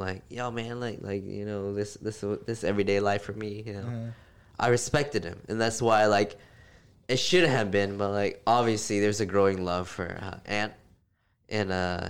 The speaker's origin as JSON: {"language": "English", "region": "Texas", "country": "United States", "said": "If we're from Texas"}